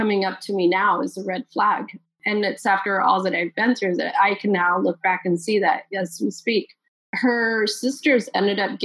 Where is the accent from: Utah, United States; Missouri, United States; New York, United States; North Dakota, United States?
Utah, United States; also born or lived in Salt Lake City, Utah / St. George, Utah; We moved a lot, and I mean a lot. We moved all the time, all over the state of Utah.